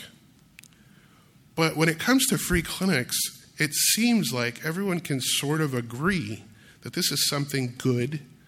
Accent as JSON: {"language": "English", "town": "Grand Rapids", "region": "Michigan", "country": "United States", "tie": "born or raised there", "said": "growing up in Grand Rapids, Michigan"}